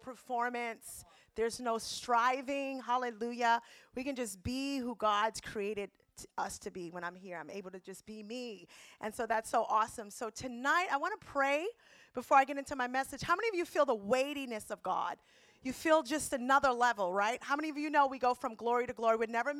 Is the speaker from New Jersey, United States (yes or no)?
no; New York City, New York, United States; everybody was on drugs where I grew up in the Bronx